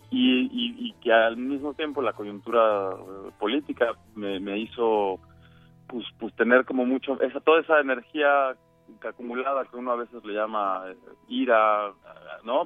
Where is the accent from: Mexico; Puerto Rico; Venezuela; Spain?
Mexico; now in United States; yo digamos como mexicano en Estados Unidos vivo una cosa pero vuelvo a mi país